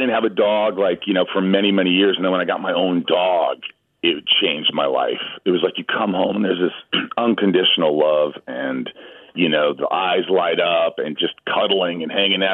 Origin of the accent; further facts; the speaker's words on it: Newburgh, Indiana, United States; now in Los Angeles, United States; I grew up in Indiana